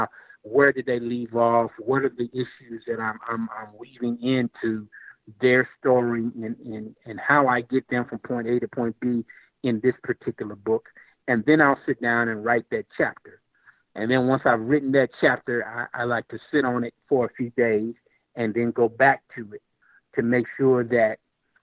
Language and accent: English; Lexington, Kentucky, United States; my hometown of Lexington, Kentucky